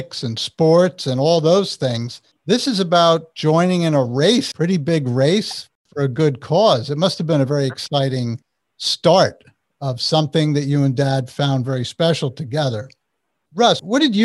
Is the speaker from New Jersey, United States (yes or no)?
yes; Northern New Jersey, United States; I'm from Northern New Jersey